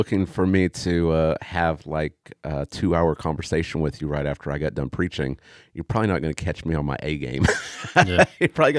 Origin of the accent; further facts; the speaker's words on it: Tulsa, Oklahoma, United States; I grew up in Tulsa